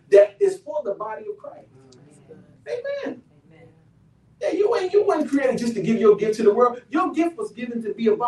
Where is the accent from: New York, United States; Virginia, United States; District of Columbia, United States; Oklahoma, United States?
District of Columbia, United States; Washington; I'm from Southeast Washington, D.C. One of the poorest areas in the District of Columbia.